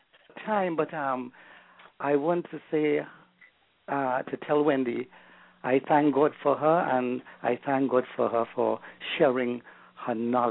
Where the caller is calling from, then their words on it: Canada; I'm calling from Canada.